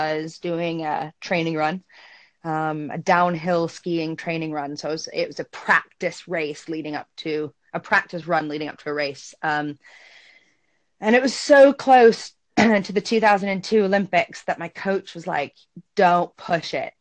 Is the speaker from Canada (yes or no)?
yes; Toronto, Ontario, Canada; also born or lived in Montreal; I grew up in Toronto, Canada, but spent my summers in Montreal